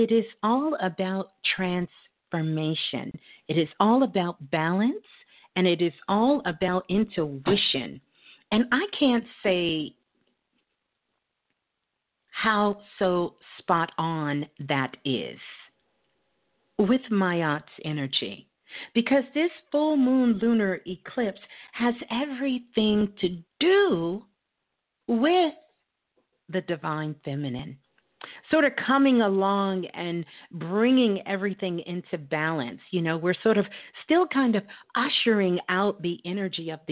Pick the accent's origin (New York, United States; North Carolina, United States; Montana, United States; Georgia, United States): New York, United States; New York City; Brooklyn's in the house. That's my hometown